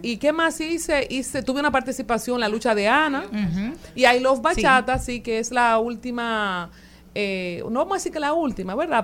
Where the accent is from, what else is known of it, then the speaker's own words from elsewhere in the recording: Loma Verde, San Juan, Dominican Republic; allá en Loma Verde, donde yo me crié en San Juan